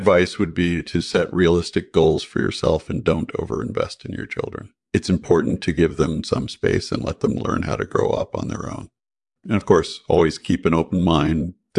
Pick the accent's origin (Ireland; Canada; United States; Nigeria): Canada; born there; I was born in Canada in 1967